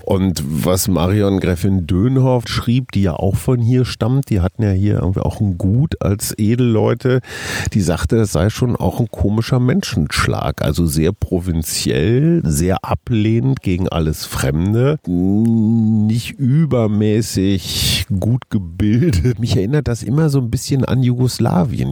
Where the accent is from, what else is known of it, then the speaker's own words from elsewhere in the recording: Germany; für mich als Deutscher